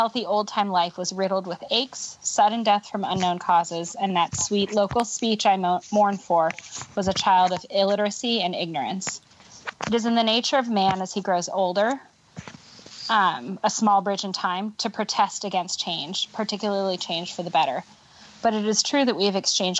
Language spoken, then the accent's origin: English; California, United States; I'm from California